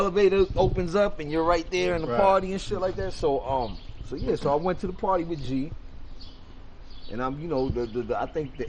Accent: New York City, New York, United States; I'm from Jackson Heights

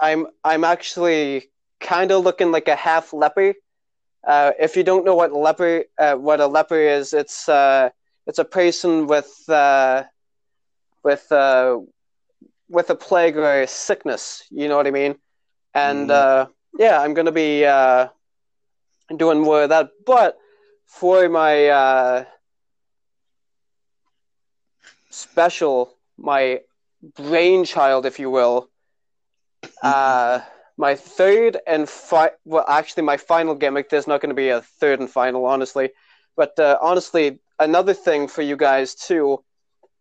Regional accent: Tisdale, Saskatchewan, Canada; now in Saskatoon, Canada; My friends back in my hometown of Tisdale, Saskatchewan

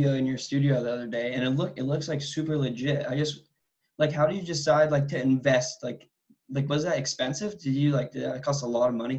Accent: San Diego, California, United States; I'm from San Diego, so I have a bunch of family in LA.

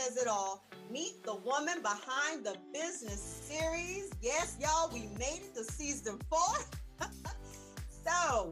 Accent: South Carolina, United States; moved away; I'm born in North Carolina, raised in South Carolina

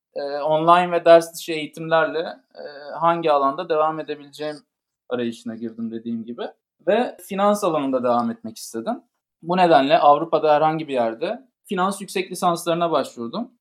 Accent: İzmir, Turkey; moved away as an adult; also born or lived in Istanbul; now in Paris, France; Ben de İzmirliyim ve ilkokul ve liseyi İzmir'de tamamladım.

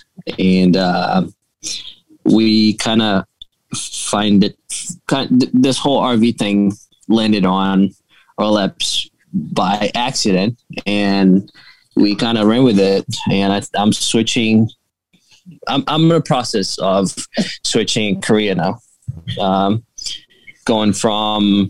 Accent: Brazil; English is a second language; now in Massachusetts, United States; I'm actually originally from Brazil

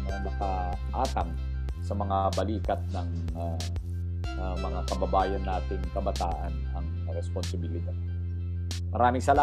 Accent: Cagayan Valley, Philippines; I'm from Cagayan Valley. Ang father ko ay from Isabela. Ang mother ko ay from uh, Cagayan.

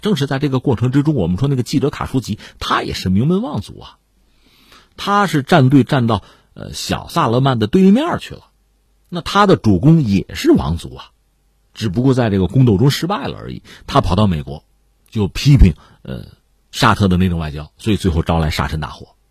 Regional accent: China; 我作为一个中国人

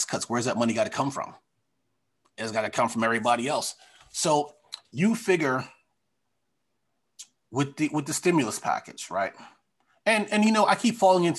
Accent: Long Island, New York, United States; moved away; I'm from Long Island

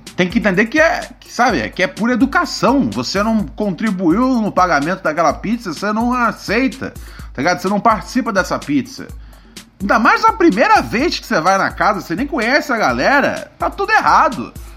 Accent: Rio de Janeiro, Brazil; moved away; eu sou precisamente do Morro do Adeus.

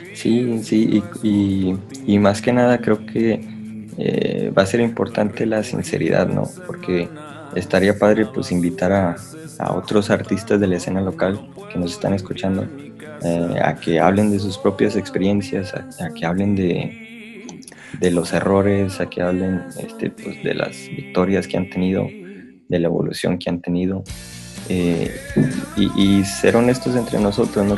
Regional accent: Piedras Negras, Coahuila, Mexico; moved away; las personas que somos de Piedras Negras y que hemos vivido en otras partes

